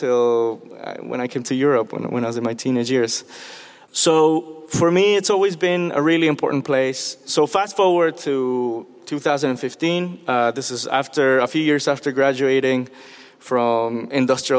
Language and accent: English; Mexico City, Mexico; I grew up in Mexico City.